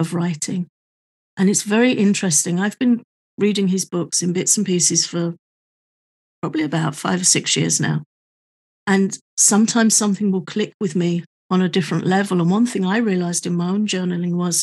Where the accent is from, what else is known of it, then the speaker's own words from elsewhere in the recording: United Kingdom; I'm also British